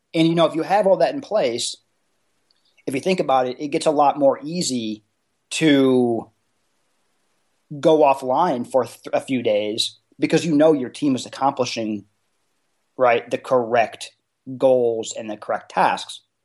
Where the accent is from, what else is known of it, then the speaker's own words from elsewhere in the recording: Indianapolis, Indiana, United States; I'm from Indianapolis, but right here in the Midwest